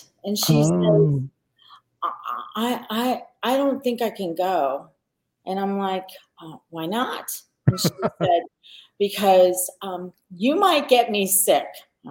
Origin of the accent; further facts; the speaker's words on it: Long Island, New York, United States; I grew up on Long Island. I never got that Long Island twang kind of thing going on